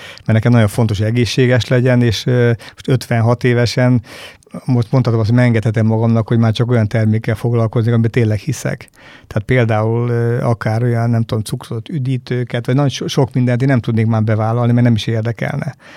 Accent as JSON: {"language": "Hungarian", "town": "Battonya", "region": "Békés", "country": "Hungary", "tie": "born or raised there", "said": "én falusi gyerek vagyok, Batonyán születtem"}